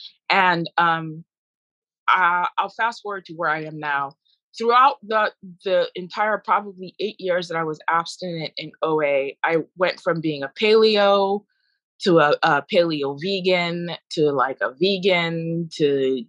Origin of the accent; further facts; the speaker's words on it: Nigeria; born there; my excuse was, I was born in Nigeria.